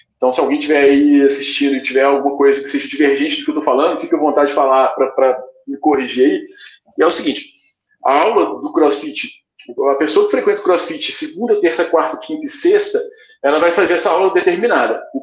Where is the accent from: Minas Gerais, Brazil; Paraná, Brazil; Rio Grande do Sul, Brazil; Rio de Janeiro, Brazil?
Minas Gerais, Brazil; Belo Horizonte; eu sou aqui de Belo Horizonte